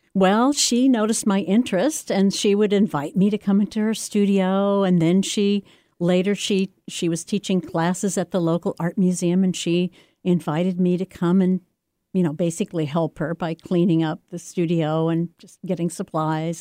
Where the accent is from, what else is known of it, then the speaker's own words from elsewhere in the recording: the Ozarks, United States; moved away; I grew up in the Ozarks, which is not a place where you see a lot of art or meet a lot of artists